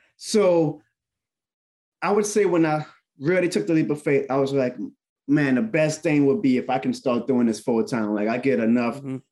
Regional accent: New Orleans, Louisiana, United States; New Orleans. That's my hometown.

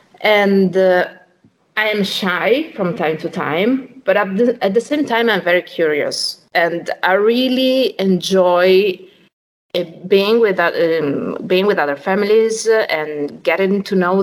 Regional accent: Rimini, Emilia-Romagna, Italy; now in Rome, Italy; I was born in Rimini, which is on the other coast of Italy

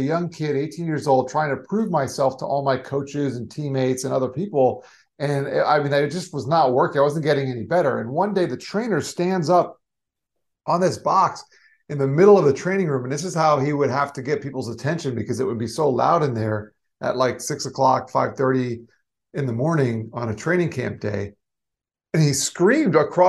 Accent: South Florida, United States; also born or lived in New York; I grew up in South Florida, but I wanted to go back to New York that's actually where I was born

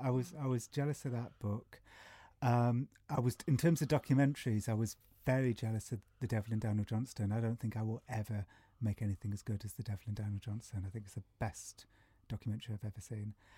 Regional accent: England, United Kingdom; I'm from England

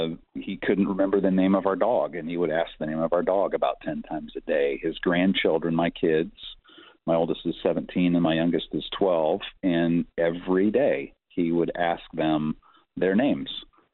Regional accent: Malawi; born there; My mom and he were missionaries in Africa, and I was born in Malawi, Africa, while they were missionaries there.

